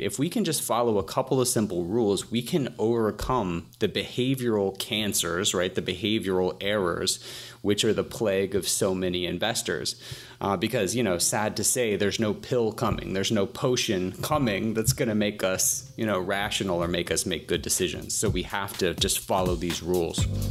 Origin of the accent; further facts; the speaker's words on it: Atlanta, Georgia, United States; I'm from Atlanta, Atlanta, Georgia